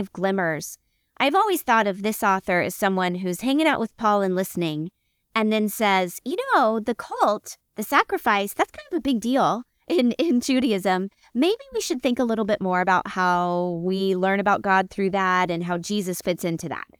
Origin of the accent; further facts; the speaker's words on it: United States; I'm an American Christian